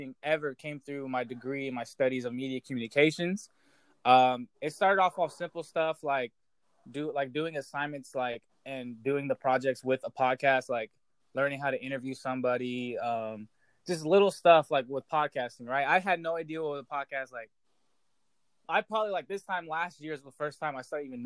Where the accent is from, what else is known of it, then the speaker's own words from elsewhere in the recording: Coalinga, California, United States; moved away as an adult; also born or lived in Hayward, California / Illinois; I was born in Hayward, California, in the Bay Area. It's a town right next to Oakland. But both my parents became correctional officers in like the valley, the central valley of California. So I wound up growing up in Coalinga, California, a very small town.